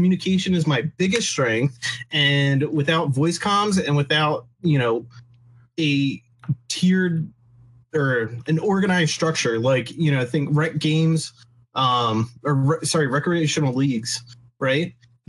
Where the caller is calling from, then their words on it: Maryland, United States; I'm calling from Maryland.